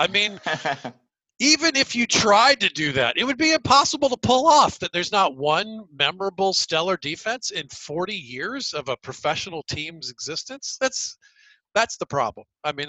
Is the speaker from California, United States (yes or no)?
no; Atlanta, Georgia, United States; moved away as an adult; also born or lived in New York; now in Los Angeles, United States; I grew up here in Atlanta, and I grew up in a cul-de-sac in suburban Atlanta.